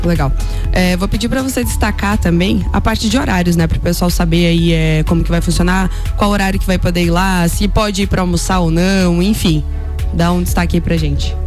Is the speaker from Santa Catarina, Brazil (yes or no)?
yes; São Joaquim, Santa Catarina, Brazil; eu sou de São Joaquim